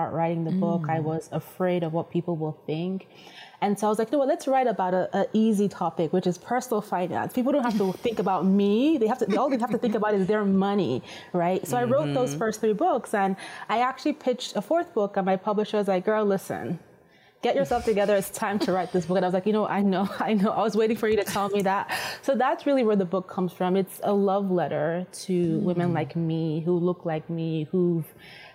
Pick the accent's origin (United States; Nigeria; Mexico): Nigeria; moved away; I'm originally Nigerian, and the language is Yoruba